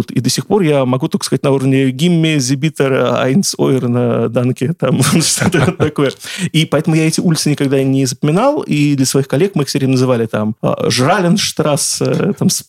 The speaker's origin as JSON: {"language": "Russian", "town": "Saratov", "region": "Saratov Oblast", "country": "Russia", "tie": "born or raised there", "moved": "as an adult", "lives_now": "Moscow, Russia", "said": "Я как москвич с 20-летним стажем, могу сразу сказать, я сам не из Москвы. И первые 20 лет я провел, например, в городе Саратове"}